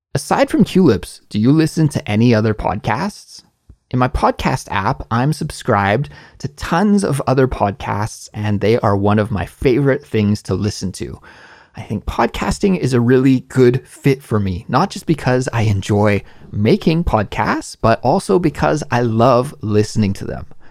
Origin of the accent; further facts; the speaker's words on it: Canada; moved away as an adult; now in Korea; in Canada, my home country